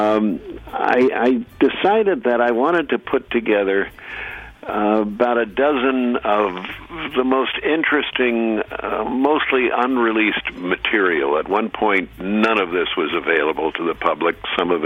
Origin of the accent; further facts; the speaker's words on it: New York City, New York, United States; I'm an old Brooklyn boy